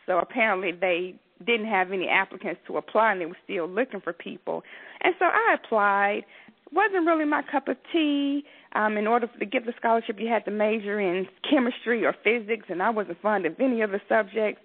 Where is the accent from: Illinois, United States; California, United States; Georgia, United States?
Georgia, United States; Atlanta; I grew up in Southwest Atlanta